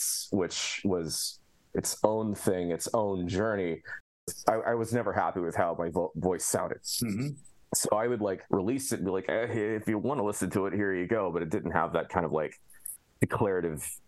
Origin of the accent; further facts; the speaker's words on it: Alpha, Illinois, United States; my hometown of Alpha, Illinois